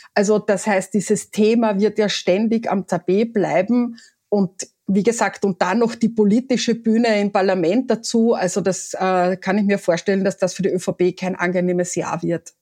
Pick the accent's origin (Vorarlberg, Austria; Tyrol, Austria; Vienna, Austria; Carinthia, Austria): Carinthia, Austria; ich bin Kärntnerin